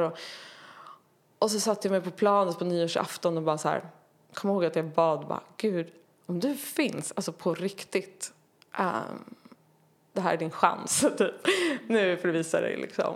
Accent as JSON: {"language": "Swedish", "town": "Tyresö", "region": "Stockholm County", "country": "Sweden", "tie": "born or raised there", "said": "Tyresö, eh, strax utanför Stockholm, förort ja. Stockholm. Mm. Eh, där växte jag upp i en eh, pingsförsamling"}